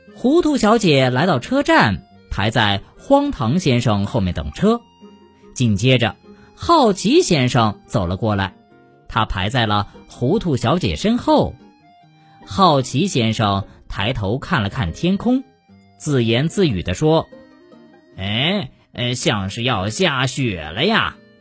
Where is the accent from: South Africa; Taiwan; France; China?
China; 我们中国人使用人民币